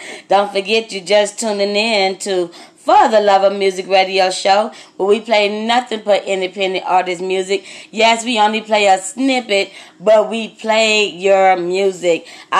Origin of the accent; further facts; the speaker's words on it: Austin, Texas, United States; I am from Austin, Texas. I am a country woman.